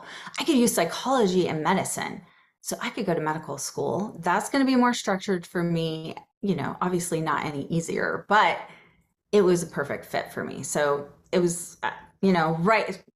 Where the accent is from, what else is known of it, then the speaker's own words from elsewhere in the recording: Atlanta, Georgia, United States; I grew up in suburban Atlanta